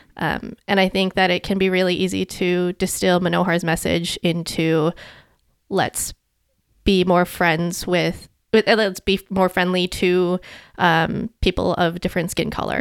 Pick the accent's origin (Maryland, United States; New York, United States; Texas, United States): Maryland, United States; home in; growing up in America.